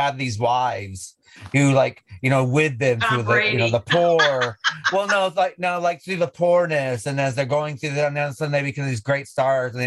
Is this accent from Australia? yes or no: no; United States; now in England; being an American living in Europe, and especially in England